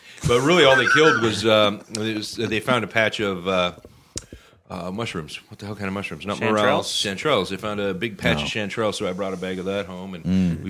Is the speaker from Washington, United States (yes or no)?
yes; Skagit County, Washington, United States; I grew up in Skagit County.